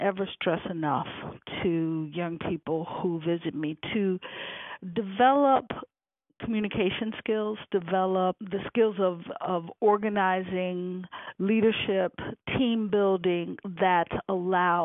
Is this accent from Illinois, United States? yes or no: yes; Chicago, Illinois, United States; also born or lived in Rome; I'm from Chicago, where it's very cold.